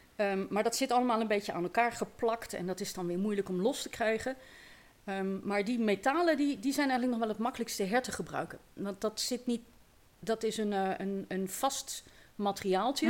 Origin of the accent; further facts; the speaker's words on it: Eindhoven, North Brabant, Netherlands; moved away as an adult; now in Lunteren, Netherlands; Ik ben inderdaad opgegroeid in, eh, in Eindhoven.